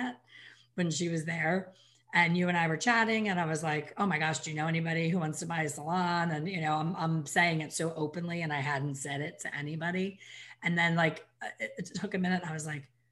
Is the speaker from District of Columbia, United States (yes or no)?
no; Ambler, Pennsylvania, United States; Ambler, Pennsylvania, my hometown